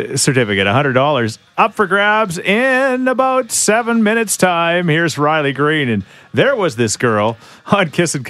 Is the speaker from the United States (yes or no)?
no; Thorsby, Alberta, Canada; growing up in Thorsby